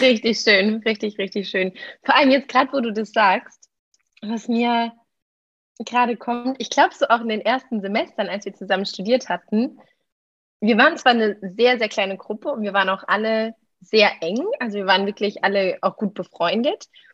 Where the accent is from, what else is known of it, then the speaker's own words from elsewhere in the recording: Germany; moved away as an adult; now in Lisbon, Portugal; ich komme ursprünglich aus Deutschland, klar. Ähm, ich lebe aber momentan in Lissabon und studiere hier